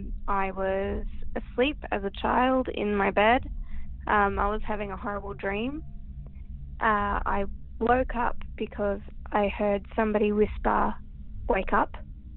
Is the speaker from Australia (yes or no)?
yes; Queensland, Australia; I'm from Queensland.